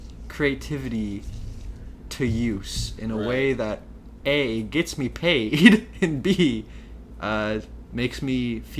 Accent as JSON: {"language": "English", "town": "Worthington", "region": "Ohio", "country": "United States", "tie": "born or raised there", "said": "I was raised middle class. So I always thought my parents were doing really well. I grew up in Worthington, Ohio."}